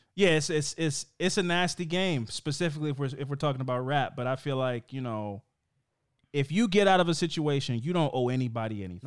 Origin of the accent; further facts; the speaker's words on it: Baltimore, Maryland, United States; we're from Baltimore